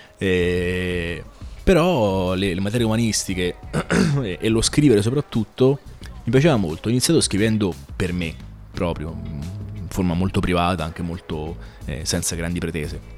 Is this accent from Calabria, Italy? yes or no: no; Rome, Lazio, Italy; now in Bologna, Italy; io sono nato e cresciuto a Roma